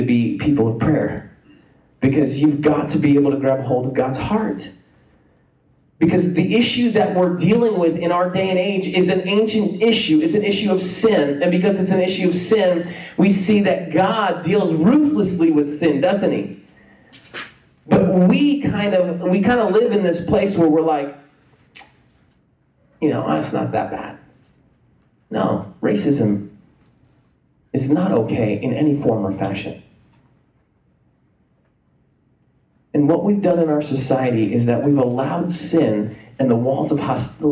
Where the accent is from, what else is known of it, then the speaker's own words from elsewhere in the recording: Clark, New Jersey, United States; I was from Clark, New Jersey